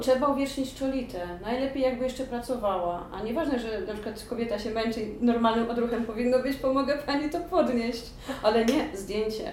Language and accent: Polish; Poland; moved away; also born or lived in Georgia / England; jestem z Polski